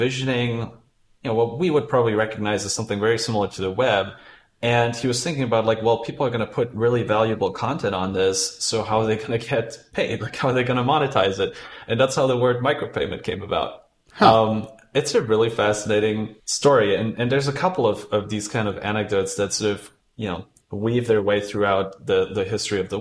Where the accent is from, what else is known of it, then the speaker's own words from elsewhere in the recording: Germany; now in United Kingdom; I'm originally from Germany and I moved to UK